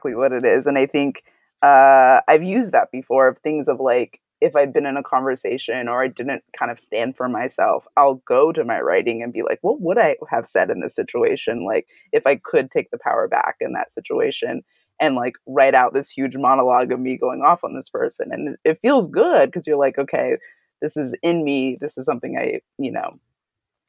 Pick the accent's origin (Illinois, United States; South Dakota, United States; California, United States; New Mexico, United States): California, United States; Santa Barbara; I grew up in Santa Barbara, California